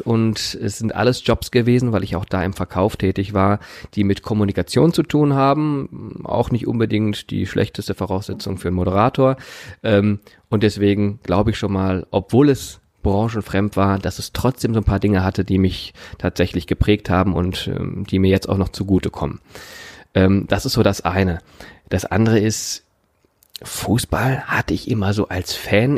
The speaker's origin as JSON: {"language": "German", "town": "Remscheid", "region": "North Rhine-Westphalia", "country": "Germany", "tie": "born or raised there", "said": "Ich bin in Remscheid geboren"}